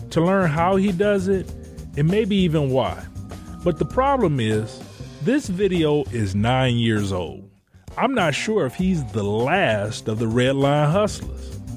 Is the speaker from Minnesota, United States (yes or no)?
no; Detroit, Michigan, United States; also born or lived in Chicago; I'm a storyteller from Detroit, but I spent a fair amount of time in Chicago riding the CTA.